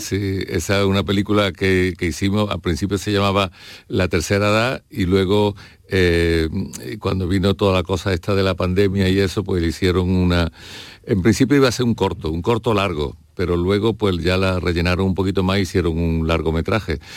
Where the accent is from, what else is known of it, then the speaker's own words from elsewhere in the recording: Seville, Andalusia, Spain; accent: Andalusian; now in Madrid, Spain; yo acababa de llegar de Sevilla, mi acento era muy andaluz, bueno, como ahora